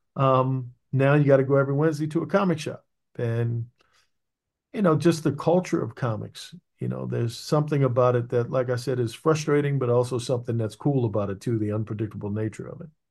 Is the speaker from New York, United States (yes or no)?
no; Maryland, United States; I'm from Maryland